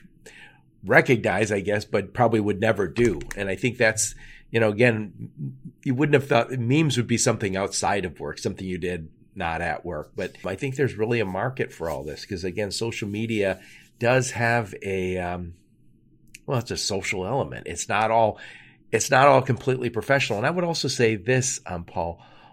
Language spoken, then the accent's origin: English; Detroit, Michigan, United States; I'm from Detroit